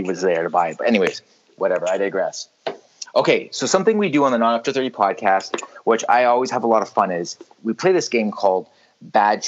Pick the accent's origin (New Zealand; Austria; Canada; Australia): Canada; in Canada, we have a lot of English influence. The Queen's on our money, you know. The Ontario flag has a Union Jack on it